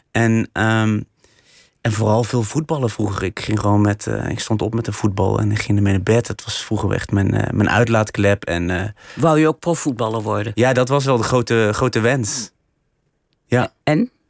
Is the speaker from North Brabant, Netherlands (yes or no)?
yes; Vught, North Brabant, Netherlands; maar waar ik ben opgegroeid is wel weer een hele grote, ja, ja, eigenlijk een, buurt waar heel veel Melukse gezinnen woonden. In Vught? In Vught, ja.